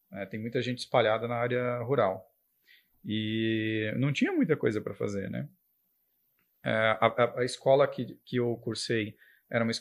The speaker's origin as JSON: {"language": "Portuguese", "town": "Rio Casca", "region": "Minas Gerais", "country": "Brazil", "tie": "born or raised there", "said": "mas eu fui nascido em outra cidade, em Minas, e eu cresci em Rio Casca."}